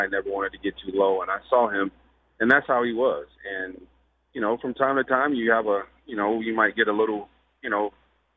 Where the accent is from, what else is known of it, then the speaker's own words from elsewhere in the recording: Indiana, United States; growing up in Indiana where basketball is the king